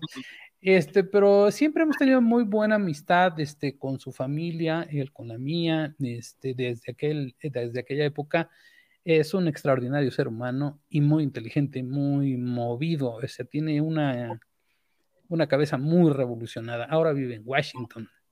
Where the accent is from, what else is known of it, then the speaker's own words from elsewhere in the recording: Chiapas, Mexico; moved away; also born or lived in Mexico City; como soy chiapaneco